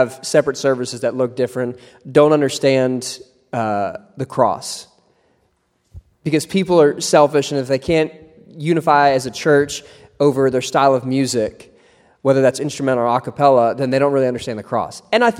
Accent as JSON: {"language": "English", "region": "Ohio", "country": "United States", "tie": "born or raised there", "said": "where I grew up in Ohio"}